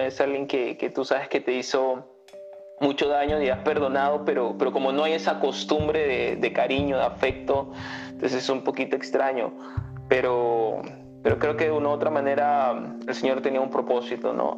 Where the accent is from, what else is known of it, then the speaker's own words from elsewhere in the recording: Villa El Salvador, Lima, Peru; moved away; yo yo vengo de un barrio de Villa Salvador